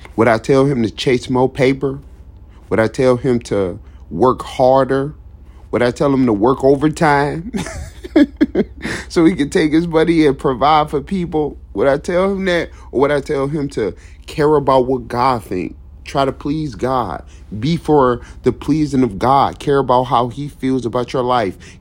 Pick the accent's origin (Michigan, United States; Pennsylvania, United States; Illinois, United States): Michigan, United States; Detroit; I was born in Detroit. I lived in Detroit, Michigan. I lived in the streets of Detroit, Michigan. I roam these streets. I still roam these streets to this day